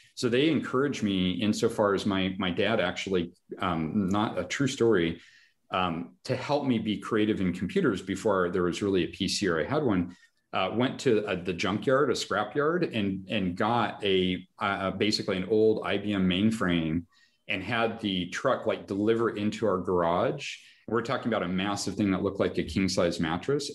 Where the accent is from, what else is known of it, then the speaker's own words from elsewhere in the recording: Reno, Nevada, United States; also born or lived in Los Angeles; born and raised in Reno, Nevada